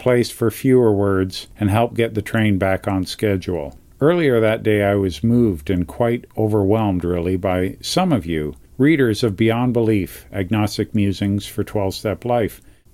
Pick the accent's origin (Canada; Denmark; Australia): Canada; as a Canadian